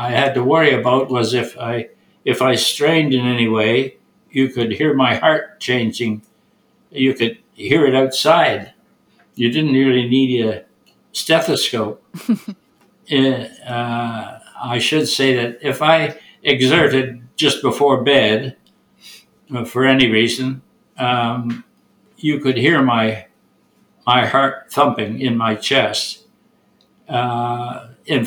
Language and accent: English; Toronto, Ontario, Canada; now in Burlington, Canada; I was born in Toronto, and I grew there